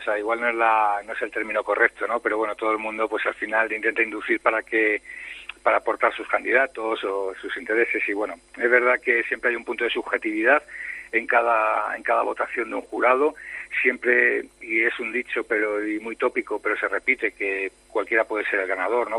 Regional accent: Spain; soy el periodista español

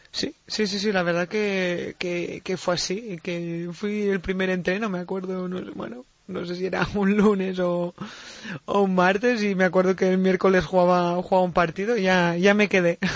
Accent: Binissalem, Balearic Islands, Spain; cuando tenía siete años sí que empecé en el club de fútbol en, en Vinisalem, en mi pueblo

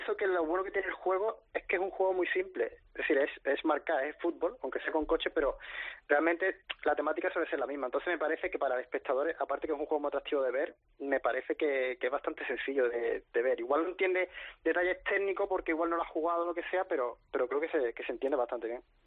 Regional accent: La Línea de la Concepción, Andalusia, Spain; soy de, Cádiz, de la línea de la Concepción

